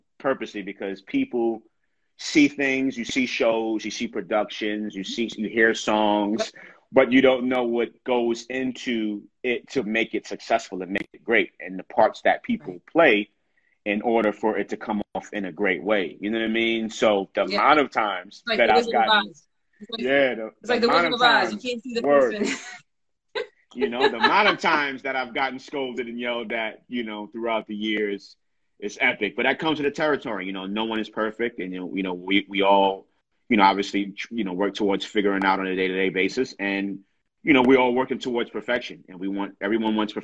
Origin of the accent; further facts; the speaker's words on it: New York City, New York, United States; me growing up in New York, and that being one of the places that I've always wanted to perform in as a young kid from New York and from the Bronx